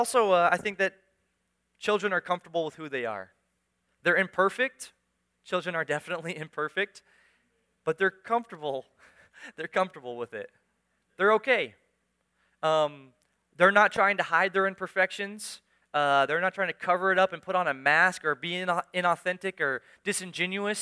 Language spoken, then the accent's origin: English; United States; I was born in America, raised in America, lived my whole life in America